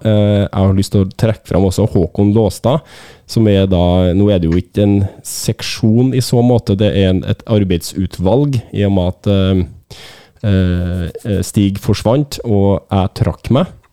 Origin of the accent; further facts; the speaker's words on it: Trøndelag, Norway; jeg er trønder